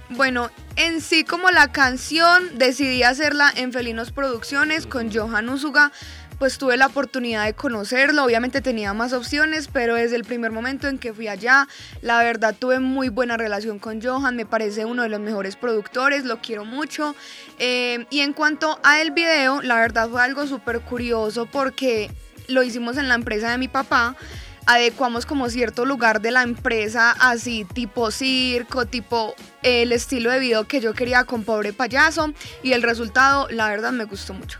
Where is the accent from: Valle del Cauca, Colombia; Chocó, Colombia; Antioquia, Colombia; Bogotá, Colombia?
Antioquia, Colombia; Medellín; yo soy de Medellín